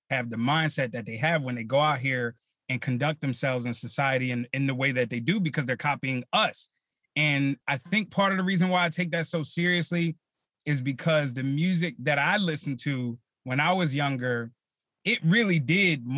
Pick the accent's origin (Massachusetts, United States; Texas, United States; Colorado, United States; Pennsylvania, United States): Pennsylvania, United States; Philadelphia; growing up in Philly, in the neighborhood I grew up